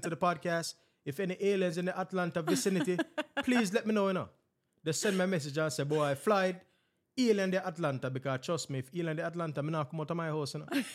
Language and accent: English; Jamaica; me being a Jamaican